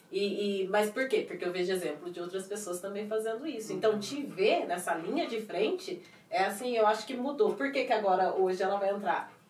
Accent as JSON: {"language": "Portuguese", "town": "Poços de Caldas", "region": "Minas Gerais", "country": "Brazil", "tie": "born or raised there", "also_born_or_lived": "São Paulo", "moved": "as an adult", "lives_now": "New York, United States", "said": "eu tive que mudar para São Paulo para mudar muita coisa. eu sou de Minas, né? Então eu tive que mudar para São Paulo"}